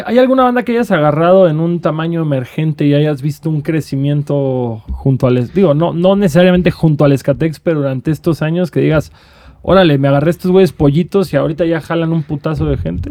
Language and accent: Spanish; Cancún, Quintana Roo, Mexico; yo creciendo en Cancún